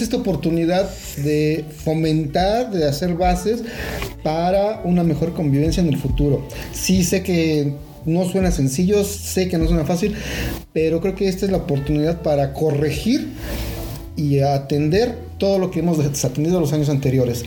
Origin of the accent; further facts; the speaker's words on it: Mexico; como, pueblo mexicano